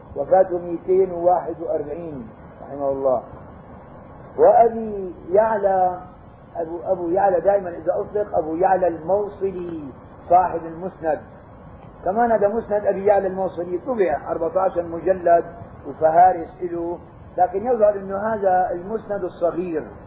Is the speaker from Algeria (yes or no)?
no; Syria; عندنا بالشام